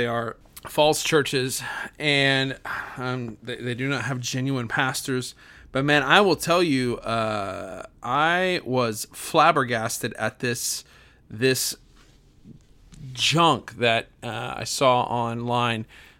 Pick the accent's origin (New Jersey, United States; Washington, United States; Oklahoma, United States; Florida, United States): Oklahoma, United States; what happened in my hometown here in Oklahoma with the public square display of debauchery on the stage